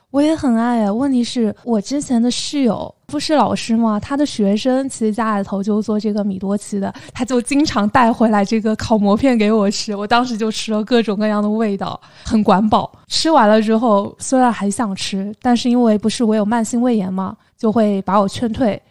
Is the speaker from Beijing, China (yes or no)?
no; Xinyu, Jiangxi, China; 但是我在我们江西省信义市也经常可以买得到的